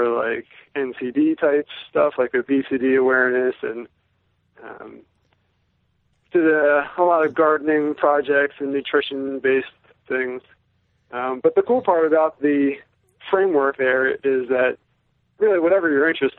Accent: United States; being an American, generally most of us are fluent in English

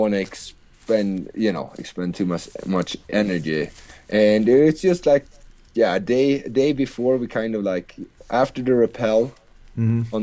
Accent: Sweden; moved away; I'm from Sweden

